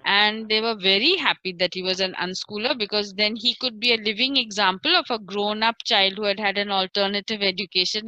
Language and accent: English; Pune, Maharashtra, India; I grew up in Salisbury Park